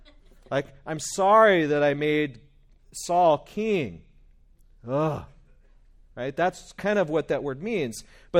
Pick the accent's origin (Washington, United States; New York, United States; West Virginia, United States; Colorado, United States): West Virginia, United States; also born or lived in Bakersfield, United States; maybe it's just because I'm from West Virginia in my roots, or is it because of the Bakersfieldian in me?